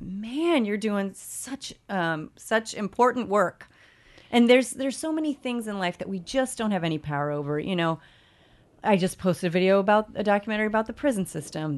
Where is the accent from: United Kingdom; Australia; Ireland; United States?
United States; Evansville, Indiana; now in New York City, United States; my hometown of Evansville, Indiana